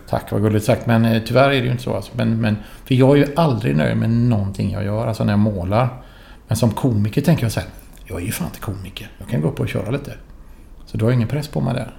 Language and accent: Swedish; Gothenburg, Västra Götaland, Sweden; also born or lived in Florence; jag var från Göteborg